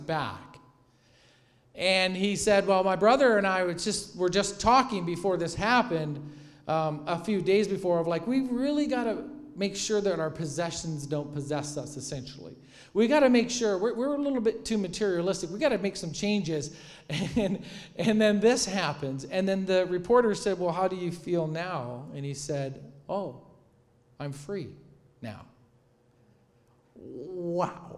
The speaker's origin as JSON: {"language": "English", "region": "Michigan", "country": "United States", "tie": "born or raised there", "said": "growing up in Michigan"}